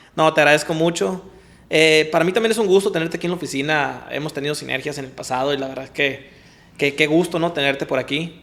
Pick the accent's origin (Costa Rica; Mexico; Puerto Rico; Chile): Mexico; Culiacán, Sinaloa; soy nacido aquí en Culiacán, tengo apellido japonés